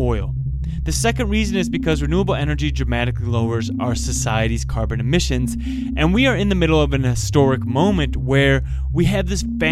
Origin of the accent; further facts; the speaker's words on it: Midwest, United States; I grew up in the Midwest